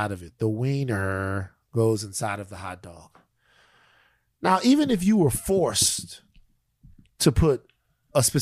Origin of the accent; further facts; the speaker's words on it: Texas, United States; Uh, as a Texan, are you excited about Beto O'Rourke announcing that he's going to run for governor of Texas?